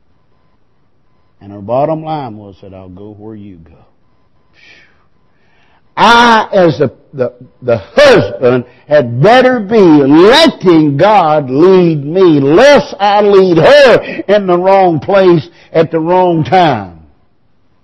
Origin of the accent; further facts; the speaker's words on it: Piercetown, South Carolina, United States; I was born in Piercetown. I was raised in Piercetown. I went to Piercetown School. I graduated from Wren.